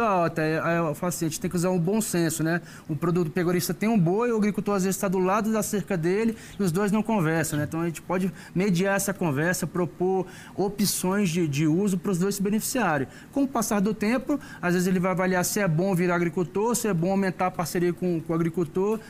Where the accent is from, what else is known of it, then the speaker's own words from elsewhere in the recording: Brasília, Federal District, Brazil; eu sou brasileiro meus pais são mineiros, né, eu brinco que eu sou puro por cruz, eu nasci Sim. aqui, mas pai e mãe mineiro